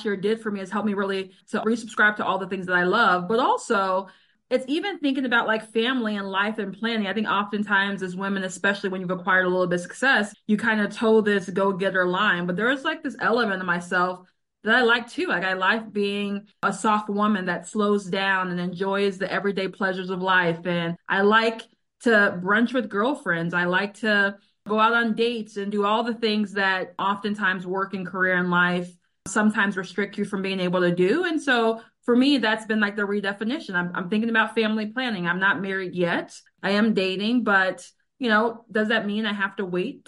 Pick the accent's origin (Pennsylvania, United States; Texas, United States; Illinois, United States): Illinois, United States; Chicago; moved away as an adult; I am a girl from the South Side. And so when I moved back home to Chicago in 2020